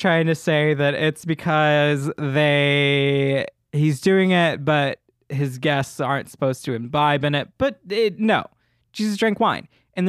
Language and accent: English; the South, United States; It was I had to go to church, y'all, because I grew up in the South.